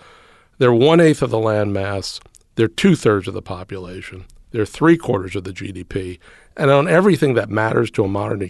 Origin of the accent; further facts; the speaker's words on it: New York City, New York, United States; I grew up in Brooklyn at a time when Brooklyn was Brooklyn.